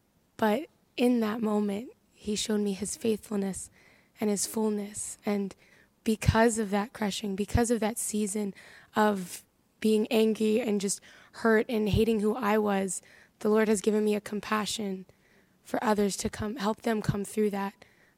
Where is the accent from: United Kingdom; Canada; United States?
United States; Harrisburg, Pennsylvania; So I'm 19. I'm from Harrisburg, Pennsylvania.